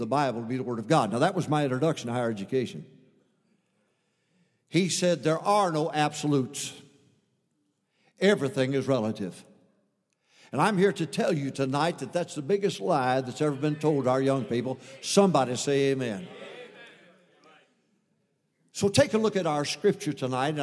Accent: a little town in Michigan, United States; I came from a little town, a conservative town in Michigan, of 800 to 900 people in that town

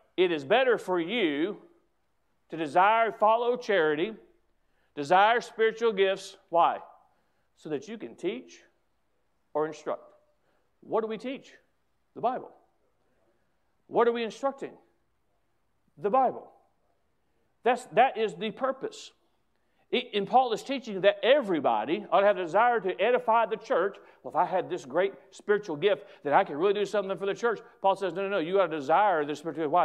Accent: United States; an American who comes to their country

